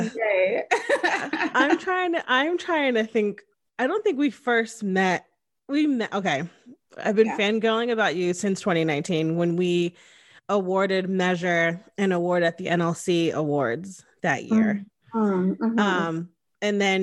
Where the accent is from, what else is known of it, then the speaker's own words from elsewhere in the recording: Connecticut, United States; moved away as an adult; now in Austin, United States; I'm from the Northeast. I'm from Connecticut. And so it's like right next to New York and New Jersey. So it's like very densely populated and also super diverse. And my hometown had like 60,000 people